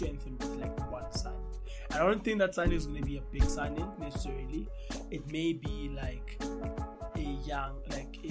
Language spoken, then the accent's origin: English; South Africa